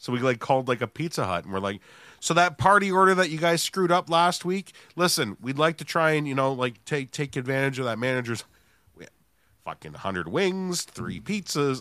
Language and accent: English; Canada; we're from Canada